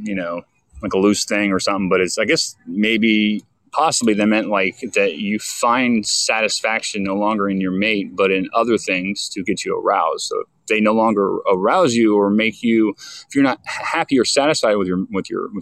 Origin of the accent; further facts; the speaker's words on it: St. Petersburg, Florida, United States; That's my hometown, St. Pete